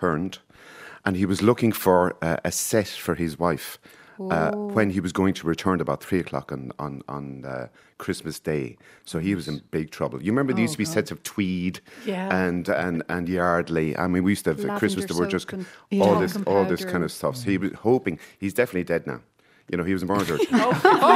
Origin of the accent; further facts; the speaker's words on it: Dungarvan, Munster, Ireland; I grew up in Dungarvan